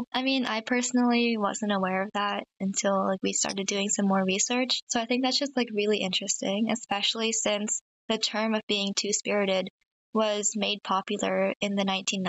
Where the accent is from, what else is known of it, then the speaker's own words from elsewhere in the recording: Pennsylvania, United States; I'm a rising senior from Pennsylvania.